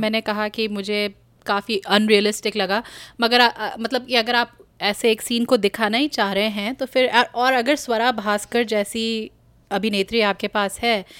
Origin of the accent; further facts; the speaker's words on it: Kumaon, Uttarakhand, India; मैं मतलब कुमाऊँ से हूँ पहाड़ से हूँ